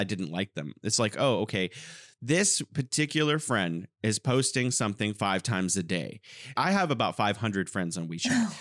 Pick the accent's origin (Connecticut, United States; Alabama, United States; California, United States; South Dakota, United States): California, United States; now in Wuhan, China; I'm originally from California and now I'm living in beautiful Wuhan, China